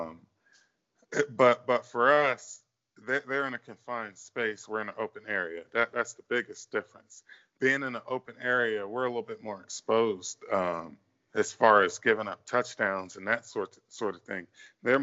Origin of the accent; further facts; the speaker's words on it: Northern Virginia, United States; I'm from Northern Virginia